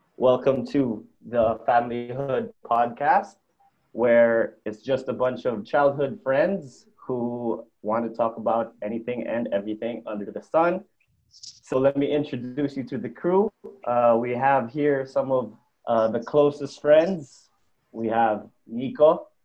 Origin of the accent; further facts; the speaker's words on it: Bacolod, Negros Island Region, Philippines; also from Bacolod